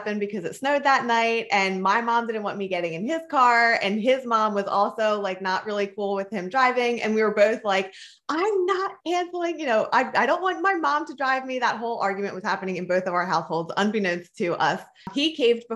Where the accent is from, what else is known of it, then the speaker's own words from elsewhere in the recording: Philadelphia, Pennsylvania, United States; I grew up in Philadelphia, Pennsylvania, and then I moved to a very small town when I was a sophomore in high school.